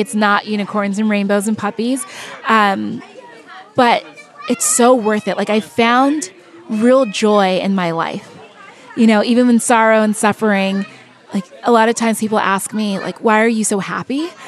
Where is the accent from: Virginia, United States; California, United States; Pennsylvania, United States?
California, United States; I was born and raised in California, but my parents are born and raised in, in Nigeria.